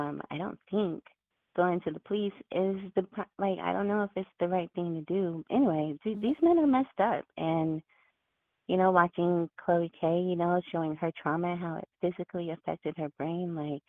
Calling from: Washington, District of Columbia, United States; Hi, this is … from D.C.

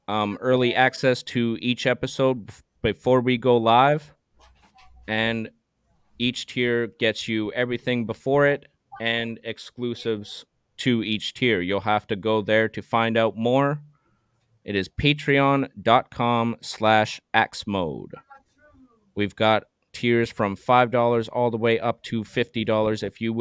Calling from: Terrace, British Columbia, Canada; I'm joining you from Terrace, BC, Canada.

